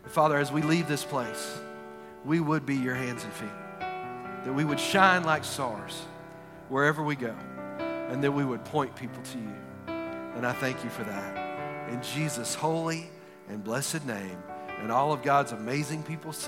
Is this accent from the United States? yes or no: yes; Texas, United States; I'm from Texas. We have an Alamo